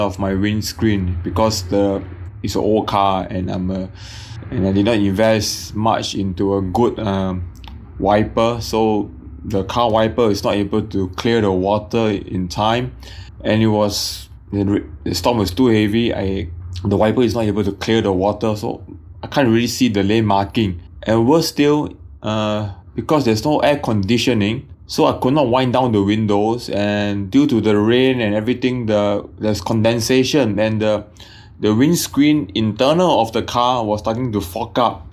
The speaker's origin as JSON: {"language": "English", "country": "Singapore", "also_born_or_lived": "Brisbane, Australia", "said": "I'm a Singaporean. Back then was studying in Brisbane"}